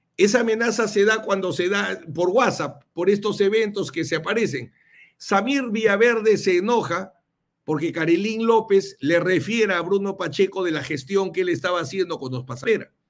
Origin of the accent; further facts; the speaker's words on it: Chiclayo, Lambayeque, Peru; yo soy de Chiclayo